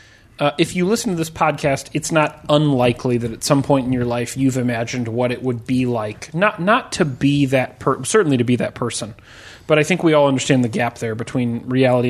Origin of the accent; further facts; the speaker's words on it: Blue Springs, Missouri, United States; Blue Springs, Missouri, and see places and go, oh my God, that's where I went to high school. That's where I went to elementary school